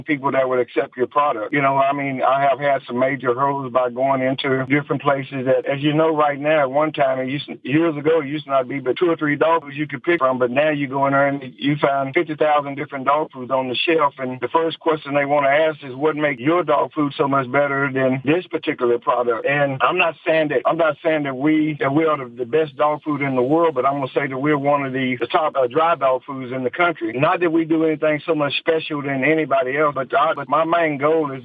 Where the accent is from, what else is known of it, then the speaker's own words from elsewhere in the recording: Hamlin, Texas, United States; I was born and raised over in Hamlin, Texas, and raised by a single mom. And I grew up there